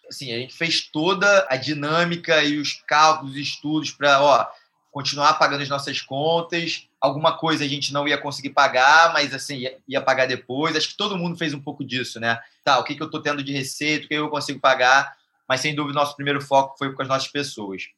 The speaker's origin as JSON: {"language": "Portuguese", "region": "Rio de Janeiro", "country": "Brazil", "said": "a marca é daqui, somos cariocas"}